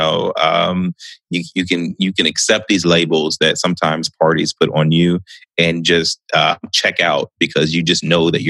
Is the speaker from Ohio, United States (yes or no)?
yes; Columbus, Ohio, United States; also born or lived in Delaware, Ohio; I was born and raised mostly here in Columbus, not too far from where I live right now. Well, we moved a lot, truthfully